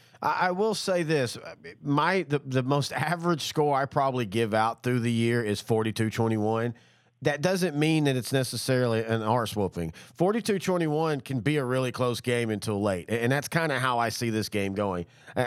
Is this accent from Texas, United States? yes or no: yes; East Texas, United States; moved away as an adult; now in Dallas, United States; I'm from East Texas